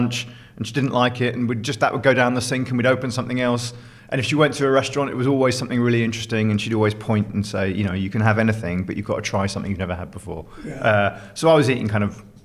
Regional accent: United Kingdom; we grew up just outside London a long, long time ago

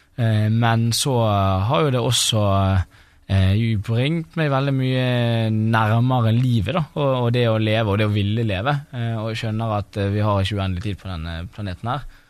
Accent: Bergen, Vestland, Norway; moved away; satt jo jeg der hjemme i Bergen

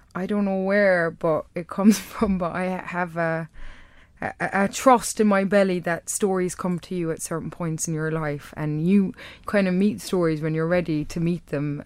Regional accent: Kerry, Munster, Ireland; accent: Irish; now in London, United Kingdom; I've managed to hold on to my accent. And if I go b-, back to Kerry

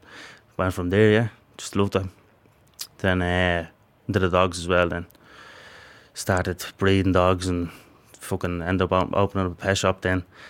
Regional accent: Dublin, Leinster, Ireland; From Coolock, I grew up in Coolock all my life. I'm 27, now I'm 28 on Friday.

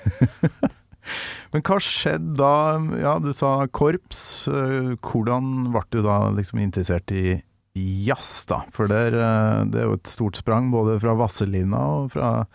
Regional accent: Kolvereid, Trøndelag, Norway; der jeg kommer fra, på Kolvereid

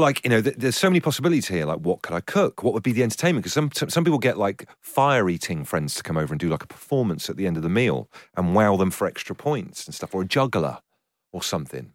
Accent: Trowbridge, South West England, United Kingdom; I grew up in Trowbridge

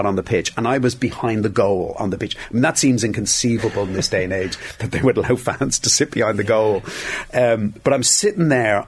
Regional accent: Dublin, Leinster, Ireland; I was from Dublin. I had no interest in hurling

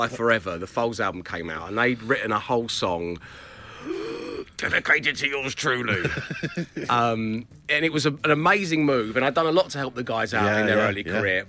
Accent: London, United Kingdom; I grew up in Cholton. It's where my parents live.

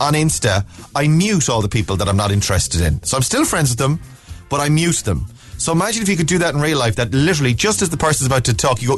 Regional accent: Ballina, Connacht, Ireland; moved away as an adult; my hometown

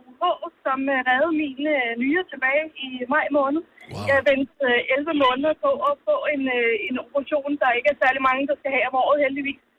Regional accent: Colombia; Danish is a second language; now in Denmark; Så jeg er oprindelig fra Colombia, mm. men, men da jeg kom til Danmark, øh, jeg har mødt kun øh, gode oplevelser.

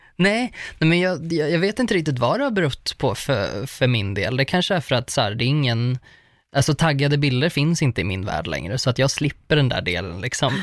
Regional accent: Uppsala, Uppsala County, Sweden; jag är från Uppsala

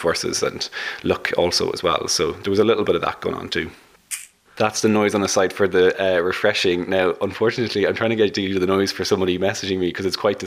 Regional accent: Dublin, Leinster, Ireland; I'm from Dublin

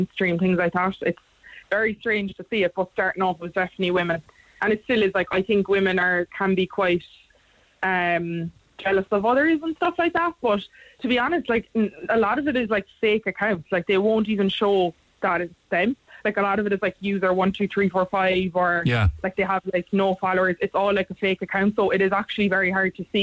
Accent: Ireland

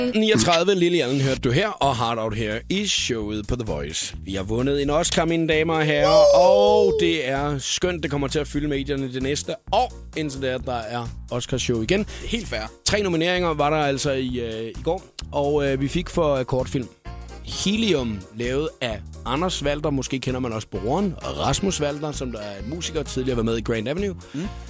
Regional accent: Skalkendrup, Southern Denmark, Denmark; der, hvor jeg kommer fra, ikke, altså, øh, ude fra Skalkendrup

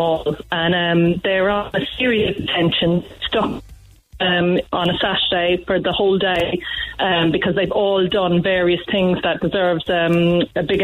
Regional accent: Cork, Munster, Ireland; I am not from Youghal. I'm from Douglas

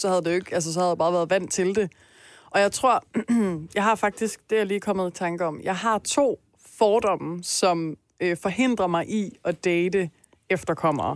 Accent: Denmark; jeg i hvert fald som dansker

